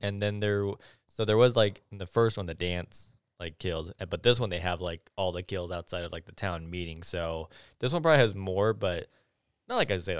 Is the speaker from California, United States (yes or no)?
yes; Barstow, California, United States; I'm from Barstow.